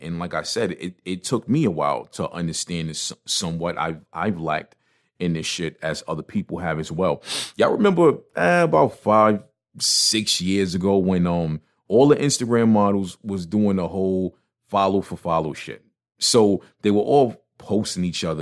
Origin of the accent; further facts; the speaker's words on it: New York, United States; moved away; even though I live out of town, I'm, I'm a New Yorker